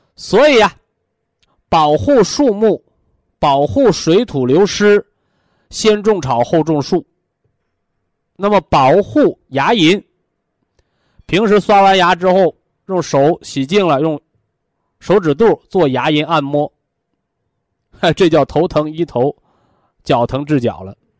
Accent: China; 咱们中国人

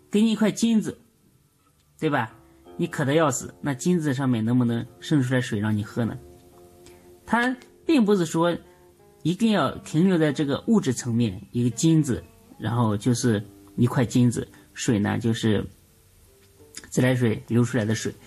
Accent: China; 我们中国人啊，无论做什么事情，无论说什么事情，永远讲究一阴一阳

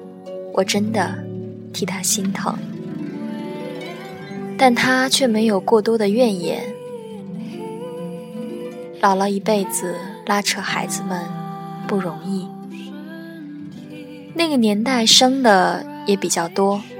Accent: Qingdao, Shandong, China; now in Chengdu, China; 嗯，是的，我的故乡叫青岛，在成都，

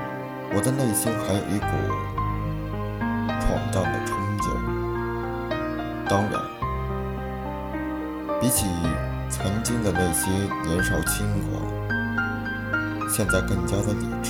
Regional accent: Shanxi, China; moved away as an adult; also born or lived in Beijing; 我的老家在山西，距离北京四百八十点七公里。

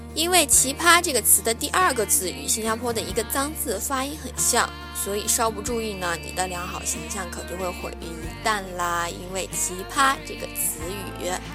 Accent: southern China, China; 我是南方人

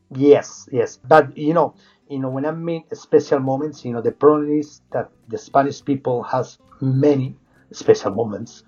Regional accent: Salamanca, Castile and León, Spain; English is a second language; moved away; I'm from Salamanca

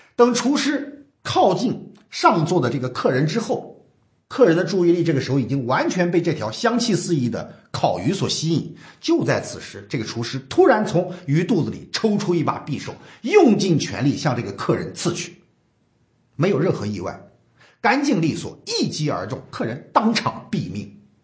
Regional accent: China; 我们中国人

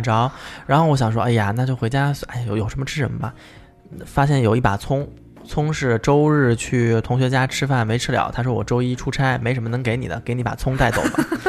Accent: the South, southern China, China; moved away; 她就知道我是南方人

